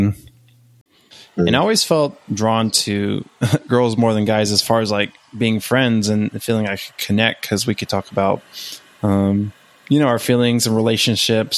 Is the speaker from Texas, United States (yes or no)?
yes; West Texas, United States; I grew up in West Texas